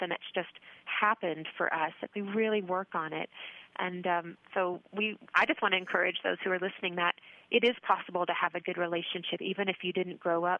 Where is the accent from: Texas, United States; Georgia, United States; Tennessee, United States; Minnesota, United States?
Georgia, United States; North; moved away as an adult; also born or lived in Auburn, Alabama; now in Colorado, United States; I grew up in North Georgia with a mom and dad and a brother, and went off to college in the South, and I moved out to Colorado about 16 years ago